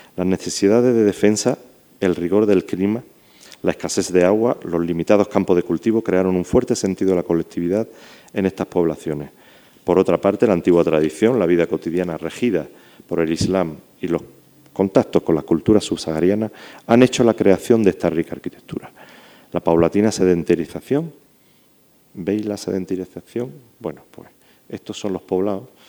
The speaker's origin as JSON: {"language": "Spanish", "region": "Andalusia", "country": "Spain", "tie": "born or raised there", "also_born_or_lived": "Morocco", "accent": "Andalusian", "said": "Perdonadme por mi acentillo andaluz, pero es que me crié por ahí, por eso lo tengo así."}